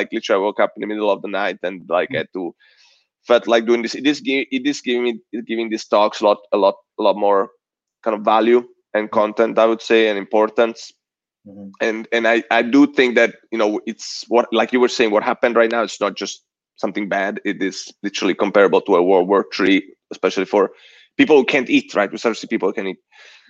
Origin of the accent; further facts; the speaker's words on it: United States; And I was thinking Italy only, and I'm like, I'm American too.